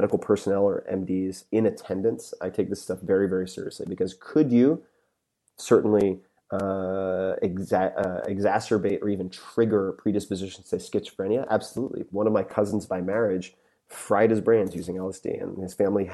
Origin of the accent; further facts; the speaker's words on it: Long Island, New York, United States; I'm from Long Island